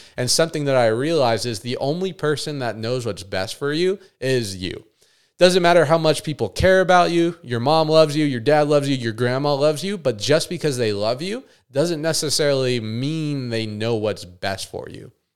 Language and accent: English; Las Vegas, Nevada, United States; moved away as an adult; I actually physically moved away from my hometown, Vegas